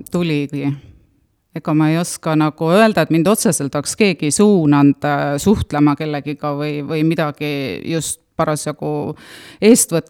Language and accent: Estonian; Puka, Valga County, Estonia; nagu juba öeldud, ja tulen tõesti Pukast ja olen Pukast äh, ise seitsmendat põlve, minu lapsed siis kaheksandat põlve